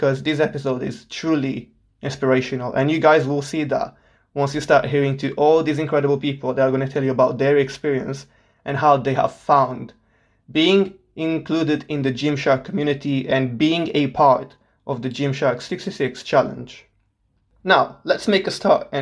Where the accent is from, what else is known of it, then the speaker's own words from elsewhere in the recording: Portugal; moved away as an adult; now in Solihull, United Kingdom; I was born and raised in Portugal my whole life.